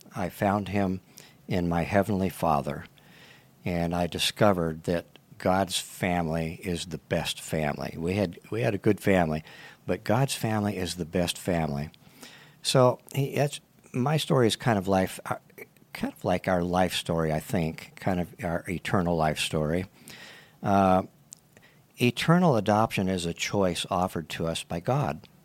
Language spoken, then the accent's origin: English; Tucson, Arizona, United States; also born or lived in California; So we moved to Tucson back with my grandparents